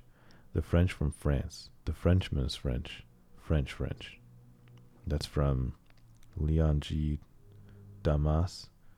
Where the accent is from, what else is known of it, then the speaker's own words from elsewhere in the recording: Cairo, Cairo Governorate, Egypt; born there; My family's from Egypt. I was born in Cairo.